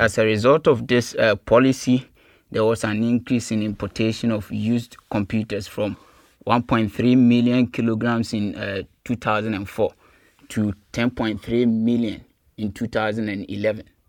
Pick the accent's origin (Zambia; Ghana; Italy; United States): Ghana; Kumasi, Ashanti; moved away as an adult; also born or lived in Cape Coast, Ghana; now in Germany; I grew up in Kumasi in the Ashanti region of Ghana